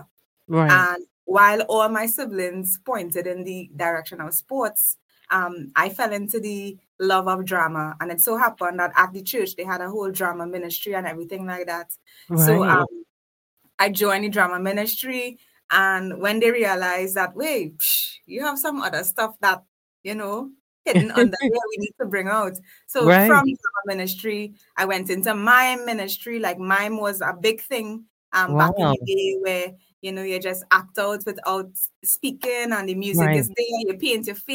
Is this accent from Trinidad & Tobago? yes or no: yes; South Trinidad, Trinidad & Tobago; I was raised in South Trinidad